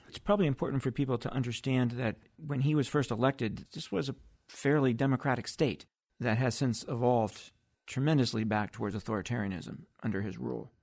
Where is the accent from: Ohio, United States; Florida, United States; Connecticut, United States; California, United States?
Ohio, United States; Akron; my hometown of Akron, Ohio